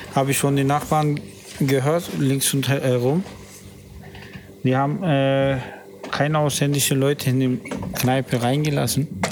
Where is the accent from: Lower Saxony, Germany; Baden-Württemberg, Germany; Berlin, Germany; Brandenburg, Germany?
Berlin, Germany; ich bin ja in Berlin geboren, in U-Bahn-Krankenhaus